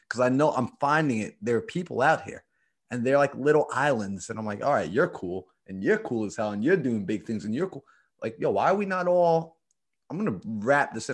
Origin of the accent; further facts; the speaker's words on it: New York, United States; I came from New York. I'm from New York. That's where I'm based